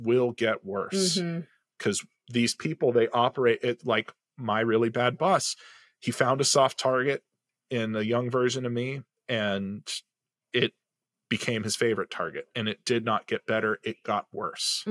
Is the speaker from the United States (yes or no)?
yes; Southern California, United States; first language English; I'm a white male who grew up in Southern California. English is my first language.